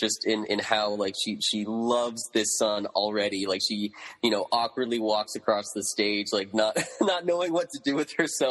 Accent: Northern California, United States; So I grew up in Northern California. Parents took me to New York when I was six.

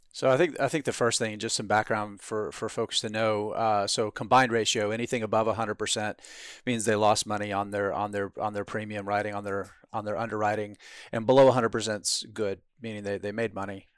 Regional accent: Moultrie, Georgia, United States; now in Southern California, United States; the hospital I was born at in Moultrie, Georgia

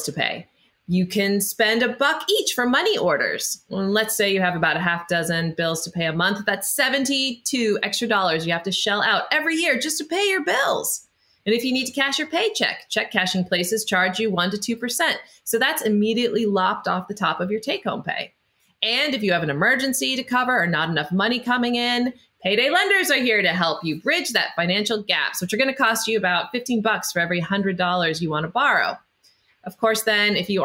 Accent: Idaho, United States; I grew up in Idaho

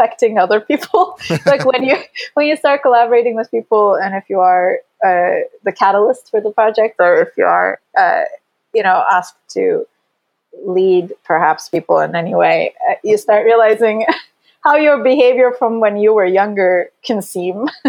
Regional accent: Istanbul, Turkey; moved away as an adult; now in Los Angeles, United States; I grew up in Istanbul, then I moved to a different city in high school, and I lived alone

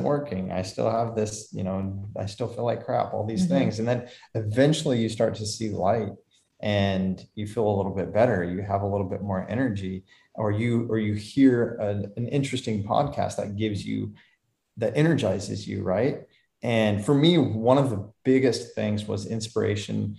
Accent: Lincoln, Nebraska, United States; We grew up in Lincoln, Nebraska

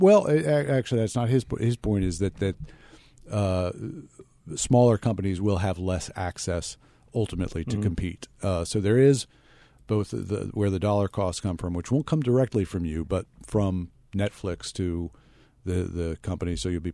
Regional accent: Philadelphia, Pennsylvania, United States; No, no. I'm proudly from Philadelphia, and Comcast is probably the most successful Philadelphia-based company of the last, I don't know, couple hundred years.

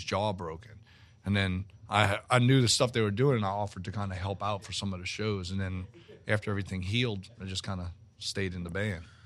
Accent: Metairie, Louisiana, United States; born or raised there; also born or lived in New Orleans

